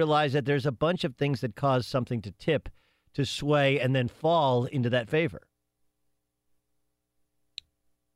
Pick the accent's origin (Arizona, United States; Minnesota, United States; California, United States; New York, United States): California, United States; Southern; When I was a kid, I grew up in Southern California